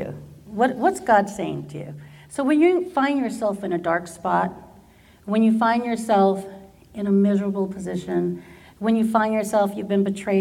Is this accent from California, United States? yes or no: yes; Garden Grove, California, United States; I did all of my schooling here in Garden Grove